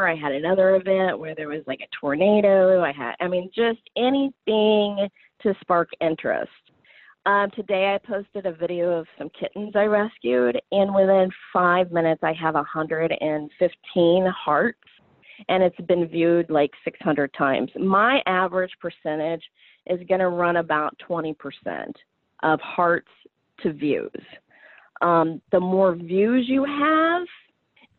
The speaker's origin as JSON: {"language": "English", "region": "Southern Illinois", "country": "United States", "said": "I am from Southern Illinois"}